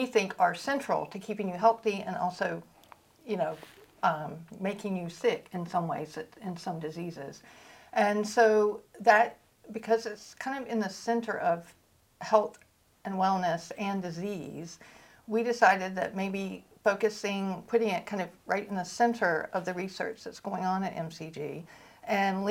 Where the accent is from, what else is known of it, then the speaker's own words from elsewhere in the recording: North Carolina, United States; also born or lived in San Diego; now in Georgia, United States; I grew up in North Carolina